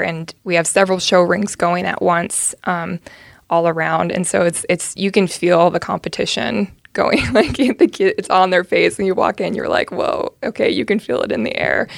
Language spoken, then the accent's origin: English; Dorris, California, United States; moved away as an adult; I grew up on a, um, a beef cattle and hay ranch, um, right along the California Oregon border in the Klamath Basin, um, just on the California side of the border. Little town called Doris, California is where I went to high school